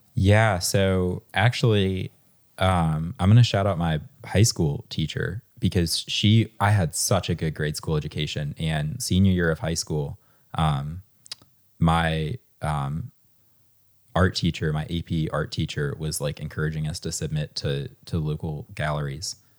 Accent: Harrisonburg, Virginia, United States; I grew up in Harrisonburg

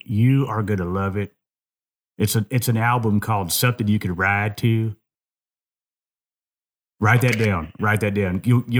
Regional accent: California, United States; I'm from California, and I'm switching over to sculpture.

